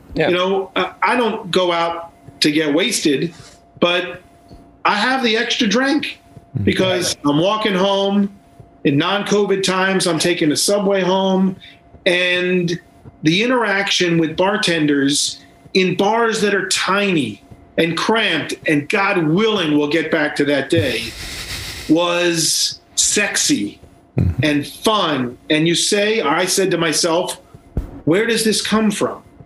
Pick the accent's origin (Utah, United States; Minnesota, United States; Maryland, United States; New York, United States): Maryland, United States; Baltimore; now in Brooklyn, United States; I was born in Baltimore